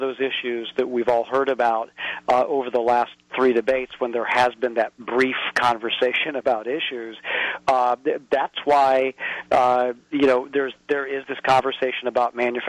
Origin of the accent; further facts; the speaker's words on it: Indiana, United States; my home state of Indiana